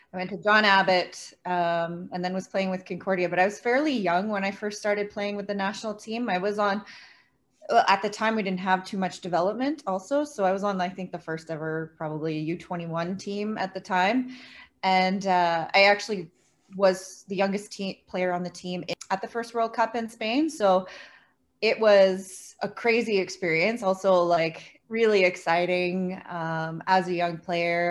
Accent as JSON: {"language": "English", "town": "Pointe-Claire", "region": "Quebec", "country": "Canada", "tie": "born or raised there", "also_born_or_lived": "Laurentians, Quebec", "said": "I grew up in Pointe Claire, so the West Island of Montreal"}